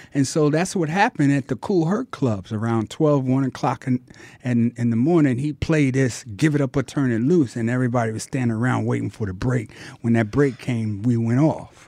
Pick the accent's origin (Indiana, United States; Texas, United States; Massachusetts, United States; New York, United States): New York, United States; New York City; I was born and raised in Harlem